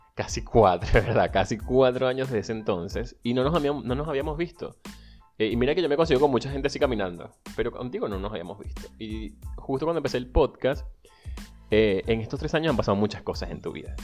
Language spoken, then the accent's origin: Spanish; Venezuela; moved away; soy venezolano, emigrante, ciudadano del mundo